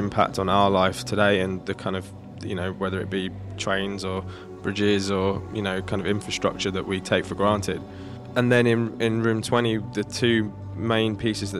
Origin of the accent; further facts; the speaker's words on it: Manchester, North West England, United Kingdom; I come from Manchester